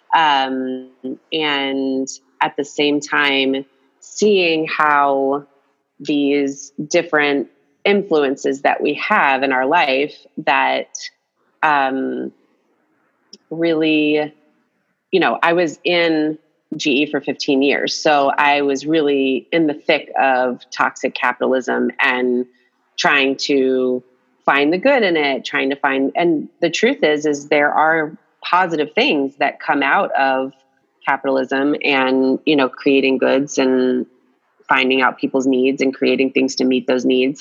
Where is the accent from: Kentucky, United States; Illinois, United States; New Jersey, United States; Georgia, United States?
Georgia, United States; Atlanta; I grew up in Atlanta, Georgia.